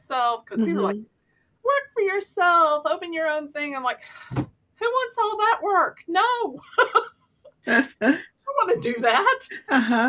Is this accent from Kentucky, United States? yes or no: yes; Kentucky, United States; I'm from Kentucky, and a huge Kentucky Wildcats basketball